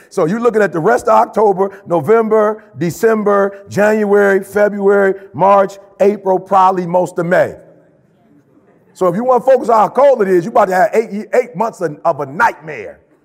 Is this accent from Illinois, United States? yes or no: yes; Chicago, Illinois, United States; moved away; I'm from Chicago originally